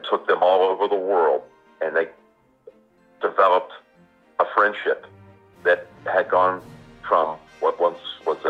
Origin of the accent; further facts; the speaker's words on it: Houston, Texas, United States; moved away; I was from Houston.